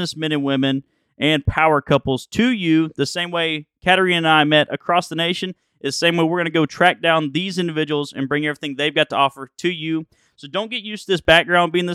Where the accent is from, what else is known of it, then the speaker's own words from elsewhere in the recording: Alabama, United States; I'm a country boy and redneck raised here in Bama